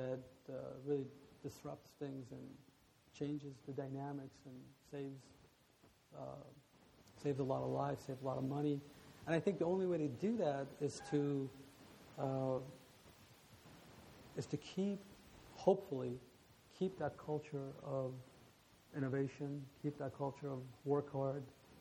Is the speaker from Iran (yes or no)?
yes; Iran; also born or lived in Alabama, United States; now in United States; especially being from Iran, when I first moved to Alabama, I kept trying to say I'm from Iran.